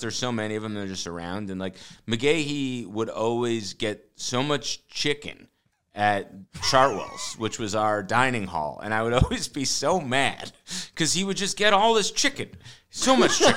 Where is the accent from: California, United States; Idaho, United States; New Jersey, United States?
New Jersey, United States; I grew up in North Jersey